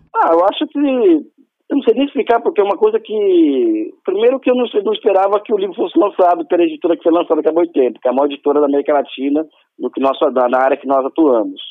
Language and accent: Portuguese; Brazil; sou brasileiro antes de mais nada